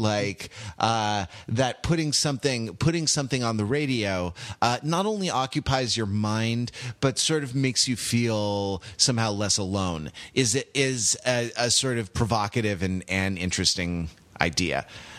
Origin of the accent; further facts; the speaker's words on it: California, United States; I grew up in California, so I was in a new state, dealing with snow for basically the first time in my life